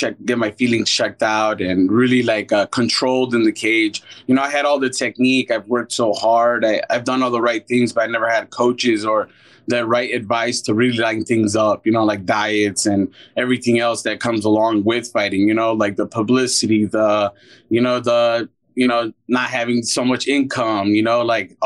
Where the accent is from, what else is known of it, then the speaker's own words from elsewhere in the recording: Chicago, Illinois, United States; I'm from Chicago, Illinois